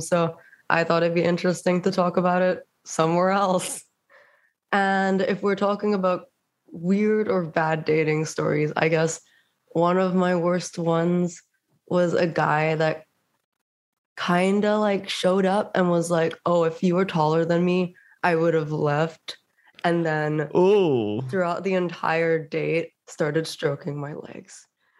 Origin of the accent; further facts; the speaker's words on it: Singapore; moved away; I'm actually from Singapore.